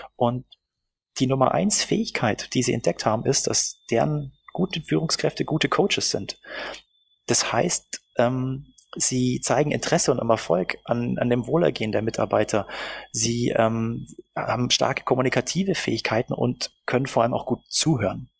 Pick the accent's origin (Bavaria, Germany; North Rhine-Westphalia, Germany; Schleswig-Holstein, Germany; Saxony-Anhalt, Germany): Bavaria, Germany; Augsburg; moved away as an adult; now in Berlin, Germany; Ich äh, bin ursprünglich aus Augsburg und äh, verstecke meine bajuwarische Hintergrund seit ungefähr 15 Jahren hier in Berlin